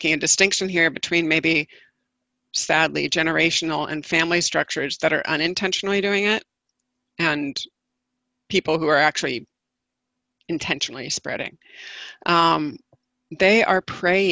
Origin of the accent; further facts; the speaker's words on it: the South, United States; having been born and raised in the South